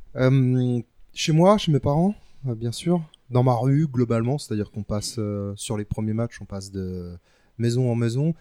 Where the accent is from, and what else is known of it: Paris, Île-de-France, France